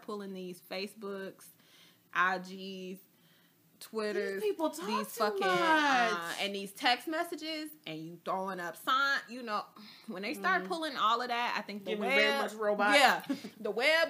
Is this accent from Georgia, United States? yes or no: yes; Atlanta, Georgia, United States; even though I'm from Atlanta, I don't speak Atlanta.